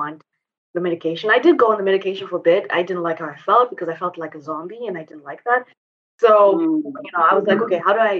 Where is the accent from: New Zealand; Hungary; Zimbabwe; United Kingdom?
Zimbabwe; moved away as an adult; also born or lived in Asia / Europe / United States; now in Mauritius; basically I was born and raised in Zimbabwe.